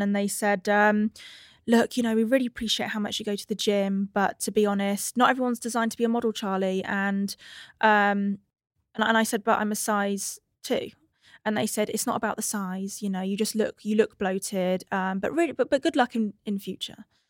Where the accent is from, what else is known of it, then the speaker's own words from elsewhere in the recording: England–Wales border, United Kingdom; I was born on the cusp of England and Wales